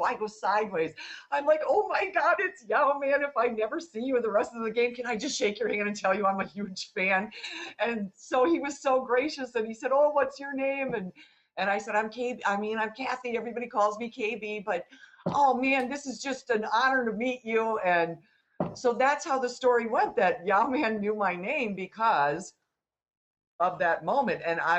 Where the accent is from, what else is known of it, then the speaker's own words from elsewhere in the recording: Wisconsin, United States; I'm originally from Wisconsin.